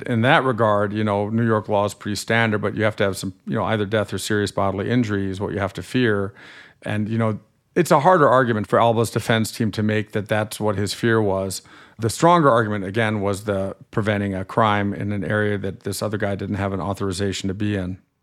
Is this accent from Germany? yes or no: yes; Germany; accent: slightly nasal accent; moved away as an adult; now in United States; I grew up in Germany till I was 18, and I'm a German American dual national